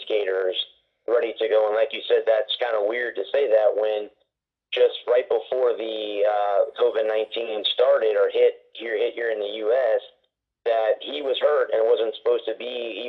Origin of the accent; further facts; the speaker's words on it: Tampa Bay area, Florida, United States; I'm from the Tampa Bay area